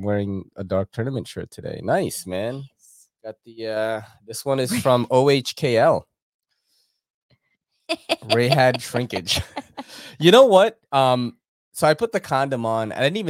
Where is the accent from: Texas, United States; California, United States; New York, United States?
New York, United States; New York City; We're from Queens.